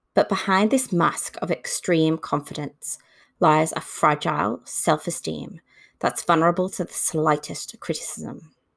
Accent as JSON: {"language": "English", "town": "Liverpool", "region": "North West England", "country": "United Kingdom", "tie": "born or raised there", "moved": "as an adult", "lives_now": "Brisbane, Australia", "said": "my hometown of Liverpool"}